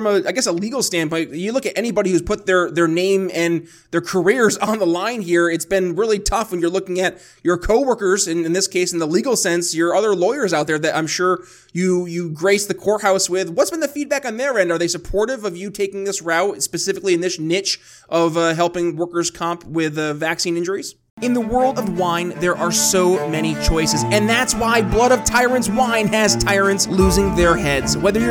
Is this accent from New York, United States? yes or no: yes; New York, United States; moved away as an adult; people still in my home state like you, Ben, because I left New York